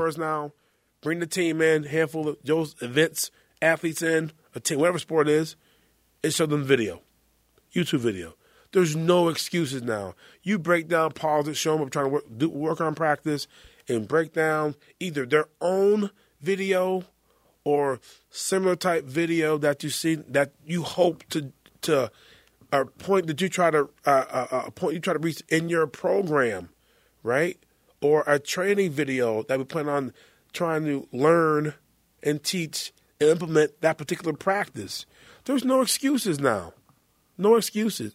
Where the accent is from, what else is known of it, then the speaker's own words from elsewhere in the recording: North Carolina, United States; I'm from North Carolina.